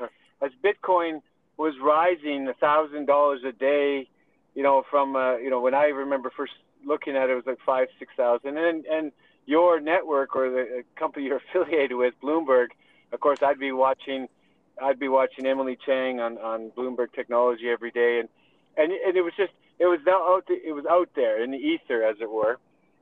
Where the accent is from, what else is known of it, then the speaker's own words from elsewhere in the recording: Canada; Yeah, you're right. I'm Canadian chartered accountant. Spent a little bit of time in the oil and gas sector, actually a lot of time.